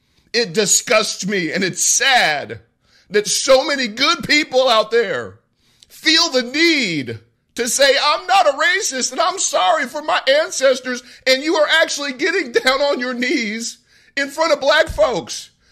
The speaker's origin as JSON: {"language": "English", "country": "United States", "said": "And when I say to me, I mean as an American first, then I mean as a member of the black community."}